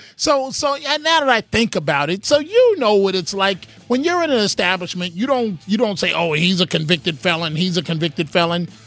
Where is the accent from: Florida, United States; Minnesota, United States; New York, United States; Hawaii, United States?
New York, United States; New York City; also born or lived in Manhattan; Born in Manhattan, raised in the Bronx